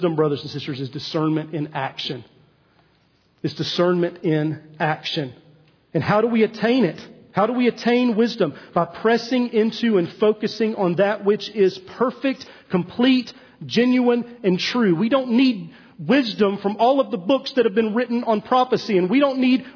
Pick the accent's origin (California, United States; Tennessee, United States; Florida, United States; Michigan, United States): Tennessee, United States; East; I'm from East Tennessee, and so for 4 years I drove to my high school, Heritage High School, on 321 as you head toward Cades Cove.